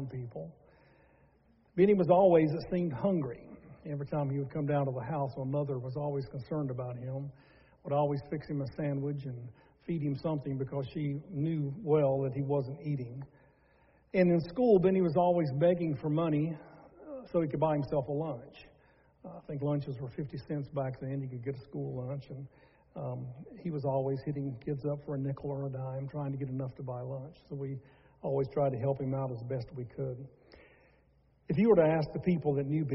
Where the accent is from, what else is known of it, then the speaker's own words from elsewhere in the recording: Charlotte, North Carolina, United States; growing up in Charlotte, North Carolina, is where we're from